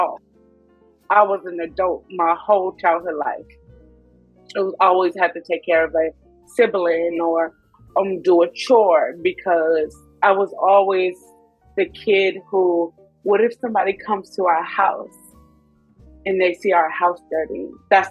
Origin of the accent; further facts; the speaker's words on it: Inglewood, California, United States; also born or lived in East Coast; I'm from Inglewood. Los Angeles, California, born and raised.